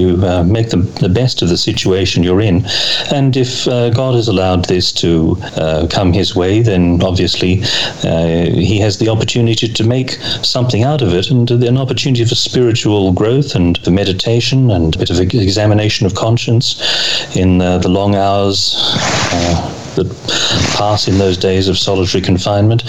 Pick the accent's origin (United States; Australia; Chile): Australia; as an Australian